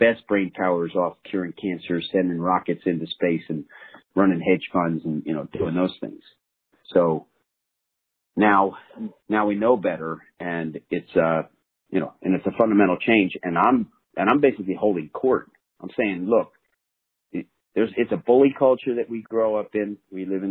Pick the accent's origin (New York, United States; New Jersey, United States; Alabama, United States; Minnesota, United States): New Jersey, United States; I'm a kid from New Jersey